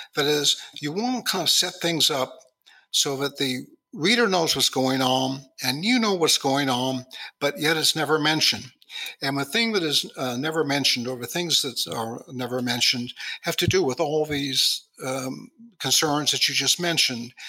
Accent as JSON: {"language": "English", "town": "Los Angeles", "region": "California", "country": "United States", "tie": "born or raised there", "said": "growing up in Hollywood"}